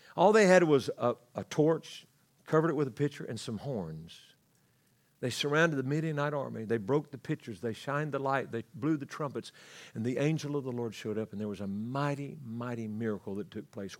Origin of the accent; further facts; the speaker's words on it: Louisiana, United States; I grew up in Louisiana.